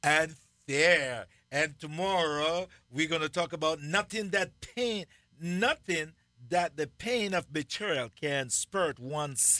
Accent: Jamaica; moved away as an adult; also born or lived in Illinois; now in United States

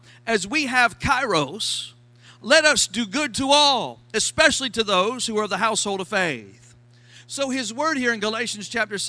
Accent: Florida, United States; accent: Florida; My Florida accent

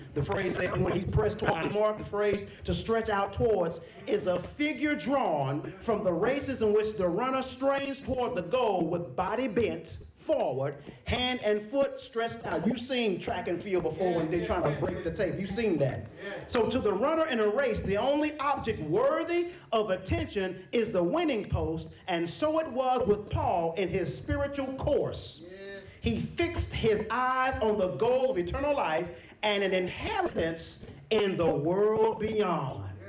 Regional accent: Texas, United States; I'm from Texas

